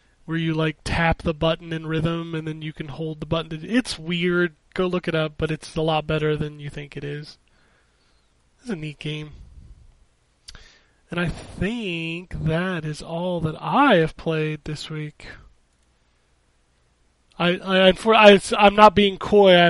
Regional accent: United States; accent: American; my American accent

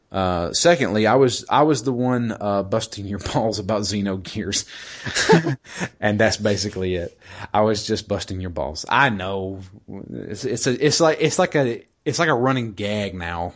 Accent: United States; as an American

